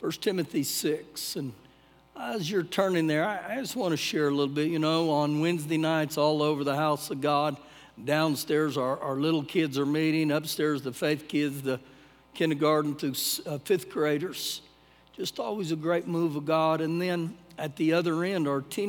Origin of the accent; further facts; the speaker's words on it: United States; as an American